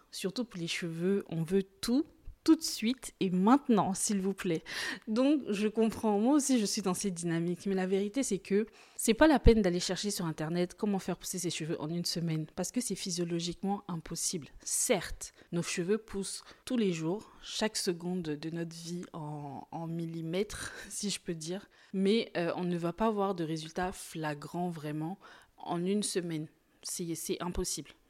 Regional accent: Côte d’Ivoire; comme on dit chez moi en Côte d'Ivoire, je vais te garant, ça veut dire je vais un peu te menacer.

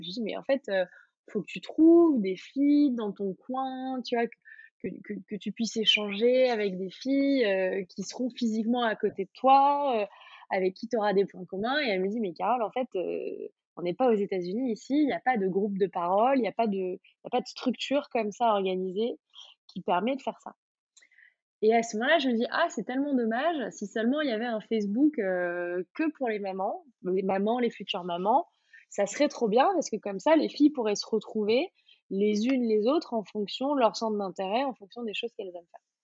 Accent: Auvergne-Rhône-Alpes, France; j'ai grandi en Auvergne

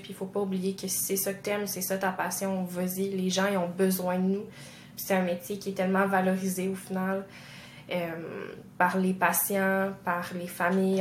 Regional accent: Quebec, Canada; chez nous au Québec

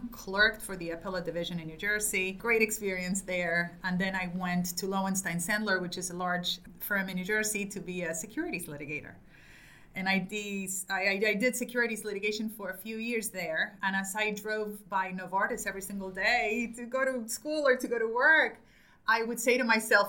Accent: Argentina; moved away as an adult; now in United States; I was born in Argentina to an Italian family, studied law in Argentina

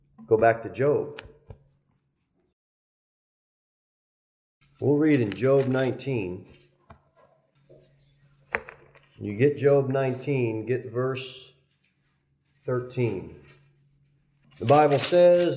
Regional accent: New Jersey, United States; I'm from New Jersey

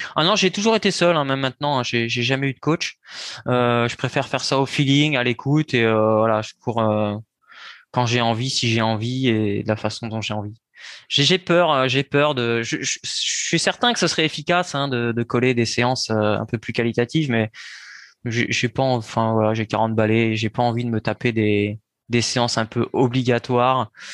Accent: Saint-Lô, Normandy, France; moved away as an adult; now in Bouffémont, France; je suis né en Normandie, à Saint-Lô, euh, dans la Manche

